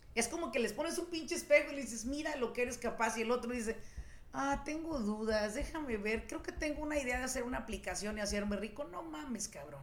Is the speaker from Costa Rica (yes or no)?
no; Mexico; now in United States; Yo soy mexicana